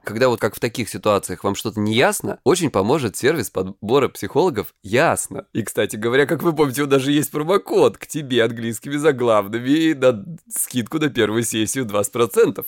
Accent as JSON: {"language": "Russian", "region": "Krasnodar Krai", "country": "Russia", "said": "я с Кубани"}